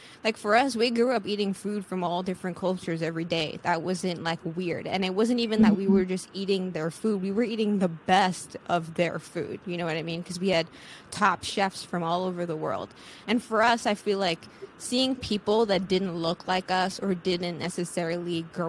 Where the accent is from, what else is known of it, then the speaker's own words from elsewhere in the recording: Sint Maarten; growing up on Sint Maarten that wasn't always great. And you realize, like, how far behind we are when you leave and you go and see what the rest of the world is doing